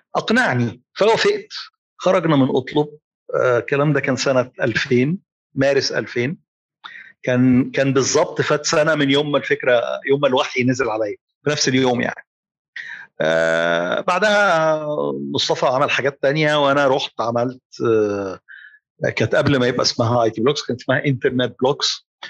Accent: Egypt; also born or lived in Saudi Arabia; عندنا في مصر

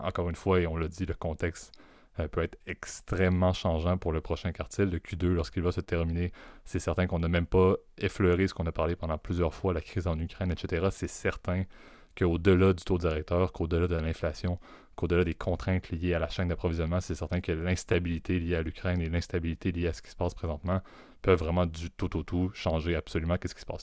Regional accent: Canada; en tant que Canadien

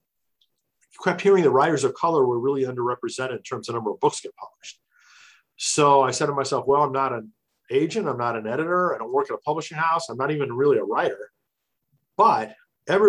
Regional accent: Illinois, United States; moved away as an adult; now in New Jersey, United States; I still live in New Jersey. I grew up in Illinois, but made it out to the East Coast because of Bell Labs

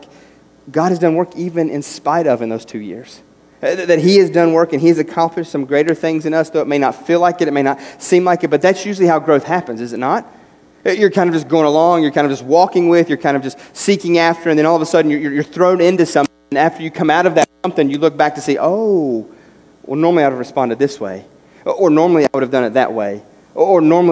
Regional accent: West Virginia, United States; moved away; As a kid growing up in West Virginia

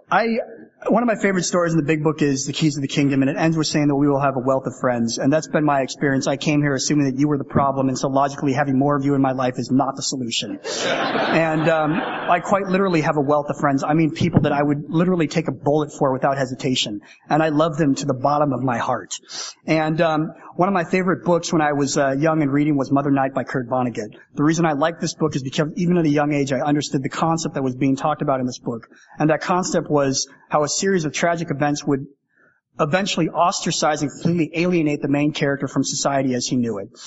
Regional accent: Canada; And I love being Canadian. Like I honestly love being Canadian, and I love Toronto.

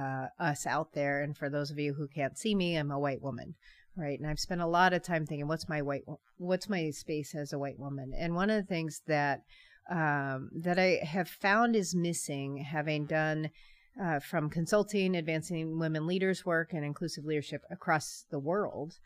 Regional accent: San Francisco, California, United States; now in Paw Paw, United States; I hail from San Francisco Bay Area, born and raised California.

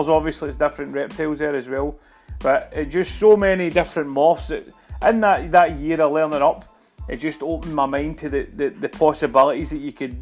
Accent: Glasgow, Scotland, United Kingdom; in Scotland, in Glasgow, in my hometown

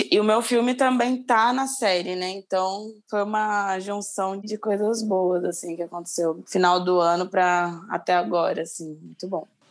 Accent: São Paulo, Brazil; Nasci na Zona Sul, agora moro no centro

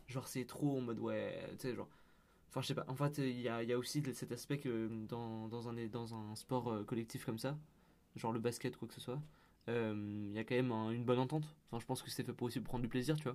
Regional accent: Lyon, Auvergne-Rhône-Alpes, France; moved away; moi, je viens de Lyon

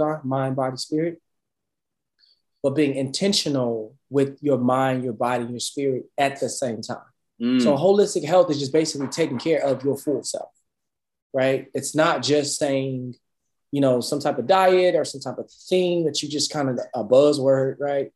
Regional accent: Dallas, Texas, United States; growing up in Dallas

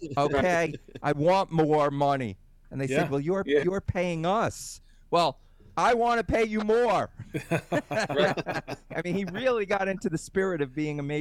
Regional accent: New York, United States; we're from New York. I've never lived anywhere else in my life. Well, for the most part.

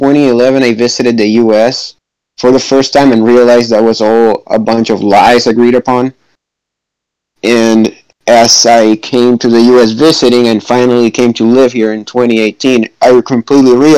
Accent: Cuba; moved away as an adult; now in United States; I'm from Cuba, and I've been living in the U.S. for 2.5 years, since 2018

